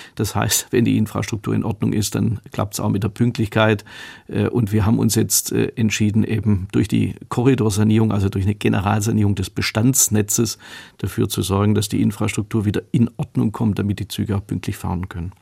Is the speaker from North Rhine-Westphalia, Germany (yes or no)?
no; Horb am Neckar, Baden-Württemberg, Germany; accent: Swabian; in meiner Heimatstadt Horb am Neckar, in der ich Oberbürgermeister war